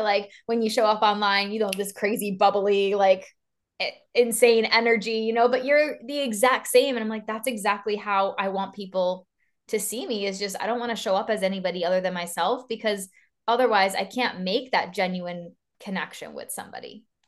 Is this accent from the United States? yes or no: no; East Coast of Canada, Canada; moved away as an adult; now in Vancouver, Canada; I am from the East Coast of Canada, and now I live literally on the other side, on the very West Coast in Vancouver